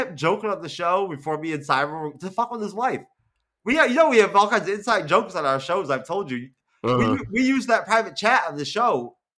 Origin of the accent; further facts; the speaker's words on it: New York, United States; At least when I grew up in New York.